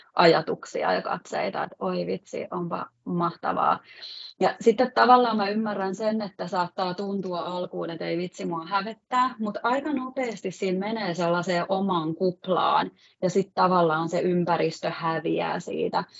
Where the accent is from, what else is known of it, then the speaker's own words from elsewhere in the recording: Valkeakoski, Pirkanmaa, Finland; now in Helsinki area, Finland; mun kotipaikka Valkeakoski, eli on sieltä kotoisin